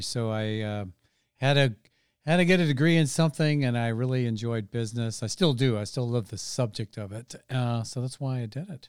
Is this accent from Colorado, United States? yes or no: no; Redwood City, California, United States; moved away as an adult; also born or lived in Dallas, Texas; now in Santa Rosa, United States; I grew up in Redwood City, which is about twenty-five minutes, twenty minutes or so south